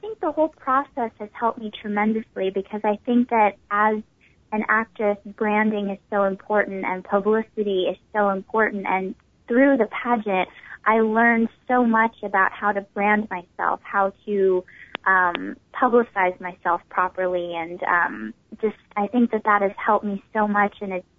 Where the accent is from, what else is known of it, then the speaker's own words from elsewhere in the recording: Little Rock, Arkansas, United States; That is correct. Yes, I am from Arkansas.